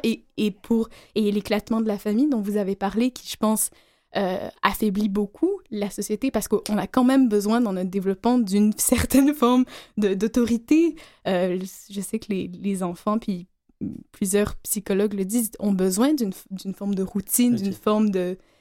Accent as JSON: {"language": "French", "country": "Algeria", "tie": "born or raised there", "moved": "yes", "said": "je suis née en Algérie"}